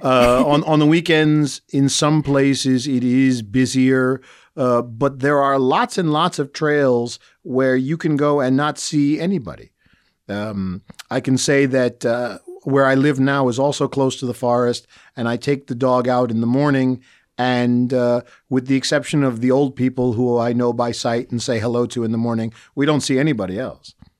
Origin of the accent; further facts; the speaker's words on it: United States; now in Bratislava, Slovakia; as an American